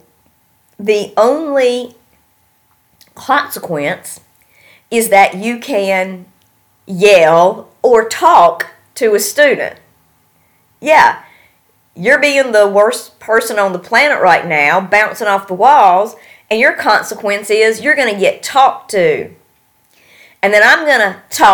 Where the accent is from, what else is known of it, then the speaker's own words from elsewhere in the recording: North Carolina, United States; moved away; I'm from North Carolina